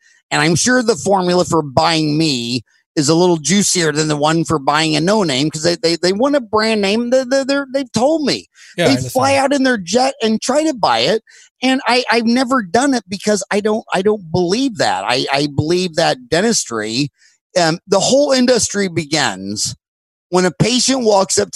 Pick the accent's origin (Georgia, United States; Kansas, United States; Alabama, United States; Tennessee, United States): Kansas, United States; moved away as an adult; now in Phoenix, United States; growing up in Kansas